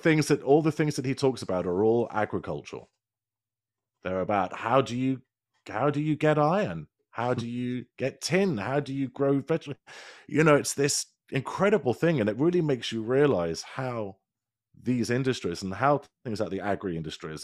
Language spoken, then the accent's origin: English; United Kingdom; accent: British; my lovely British accent